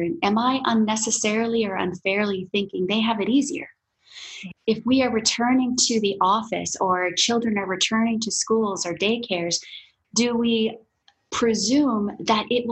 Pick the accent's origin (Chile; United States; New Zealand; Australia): United States; Midwest; I grew up in the Midwest on dairy farms where there were often more cows than people.